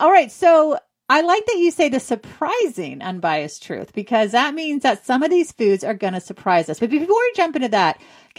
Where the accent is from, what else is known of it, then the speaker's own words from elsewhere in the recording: California, United States; I'm Jewish too. So I'm a Jew from California. So the West Coast